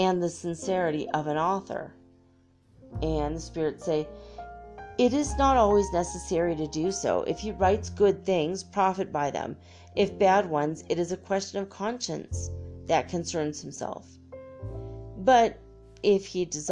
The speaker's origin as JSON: {"language": "English", "country": "Ireland", "said": "being redhead Irish person"}